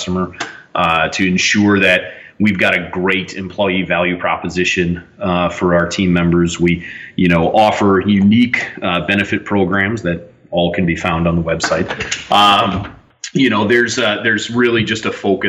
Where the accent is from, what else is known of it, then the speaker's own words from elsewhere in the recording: Minnesota, United States; I grew up in Minnesota